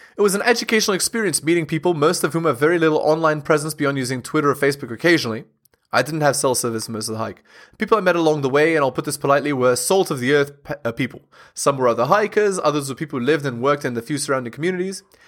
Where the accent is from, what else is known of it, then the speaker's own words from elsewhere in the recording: Southern California, United States; I grew up in Southern California